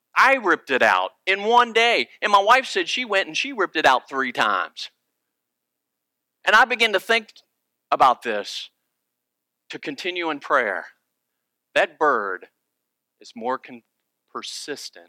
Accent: Virginia, United States; moved away; I'm originally from Virginia, and my family are deer hunters

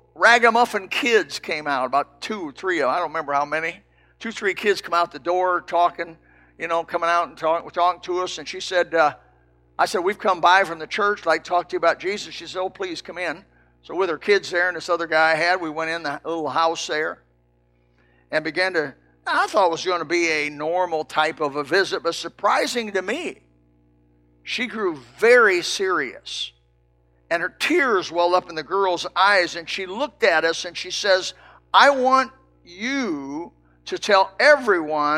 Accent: Elkhart, Indiana, United States; I come from Elkhart, Indiana, a trailer town

